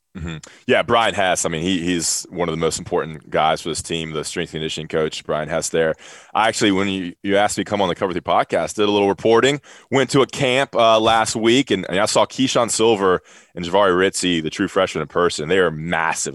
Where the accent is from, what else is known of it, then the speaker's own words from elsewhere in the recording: Greensboro, North Carolina, United States; growing up in Greensboro